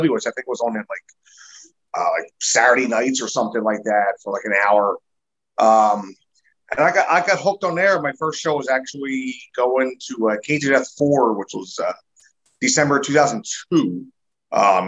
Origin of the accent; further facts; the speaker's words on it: Philadelphia, Pennsylvania, United States; moved away as an adult; now in South Jersey, United States; I grew up in Philly